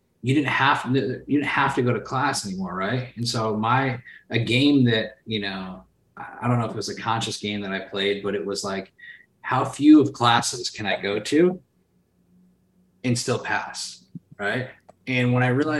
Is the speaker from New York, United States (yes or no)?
yes; Sherrill, New York, United States; moved away as an adult; now in California, United States; I grew up in outside of Syracuse, New York, in a small 3,000 person town called Sherrill, New York, small city in New York State